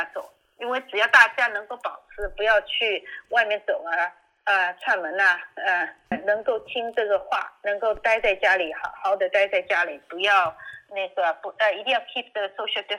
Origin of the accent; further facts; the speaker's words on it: China; now in United States; 其实我们中国人一种勤俭的习惯，一个口罩用一天还是应该可以的。